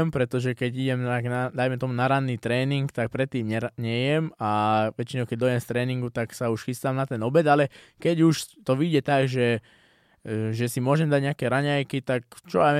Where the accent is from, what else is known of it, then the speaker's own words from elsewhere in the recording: Slovakia; dostal som sa do UFC ako prvý Slovák, je to fakt úspech veľký, aj pre mňa, aj pre celé Slovensko.